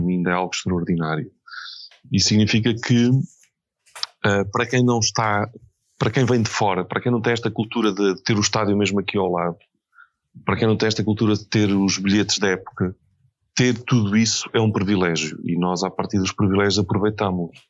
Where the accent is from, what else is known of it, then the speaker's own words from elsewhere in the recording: Fundão, Centro, Portugal; moved away as an adult; also born or lived in Coimbra; now in Lisbon, Portugal; eu nasci no Fundão, vim, depois tive, ainda vivi 10 anos em Coimbra e já cheguei com 27, 28 anos a Lisboa.